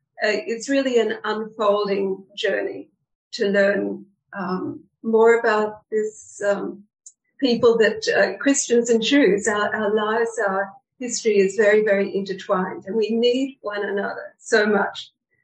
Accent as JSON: {"language": "English", "town": "Brisbane", "region": "Queensland", "country": "Australia", "tie": "born or raised there", "also_born_or_lived": "Jerusalem, Israel / Canada", "moved": "as an adult", "said": "I was born in Australia, as you mentioned, and grew up here. And when I was in my 20s, I developed this great passion to go to Israel. I was a Christian."}